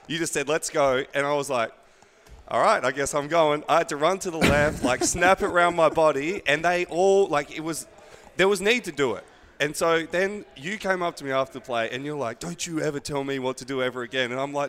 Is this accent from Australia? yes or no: yes; Australia; moved away; because I'm from Australia